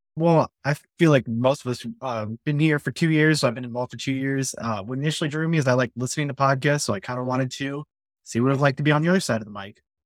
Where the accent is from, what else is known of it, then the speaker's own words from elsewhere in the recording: Iowa City, Iowa, United States; also born or lived in Saint Louis; I'm from Iowa City